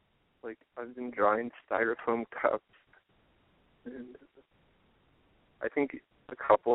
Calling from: Austin, Texas, United States; I'm 26 and I live around near Austin.

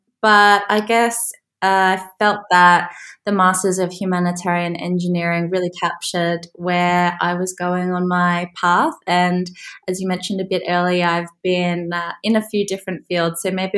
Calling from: Warwick, West Midlands, United Kingdom; I'm joining from Warwick in England, which is near Birmingham, a couple hours from London.

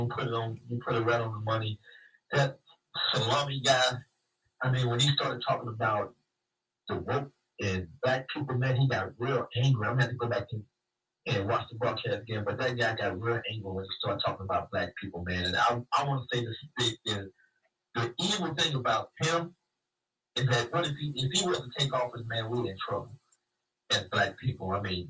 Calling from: Dallas, Texas, United States; This is … calling from Dallas, Texas.

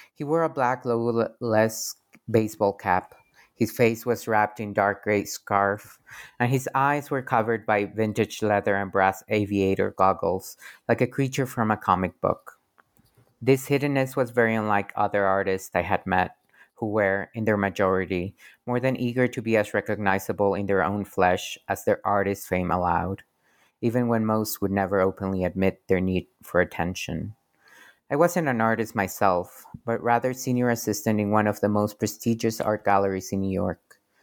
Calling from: Querétaro, Mexico; I'm calling from Querétaro, Mexico

